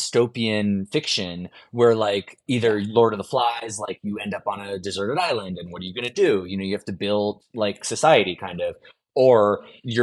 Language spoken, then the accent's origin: English; New York City, New York, United States; I grew up in New York City